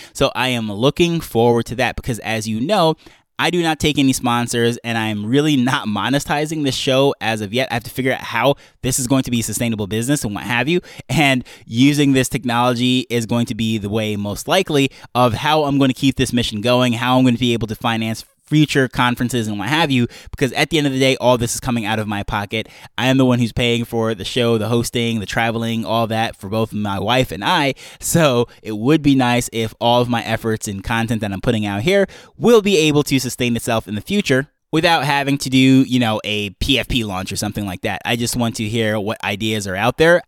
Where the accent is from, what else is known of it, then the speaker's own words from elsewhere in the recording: Jamaica; we're coming from Jamaica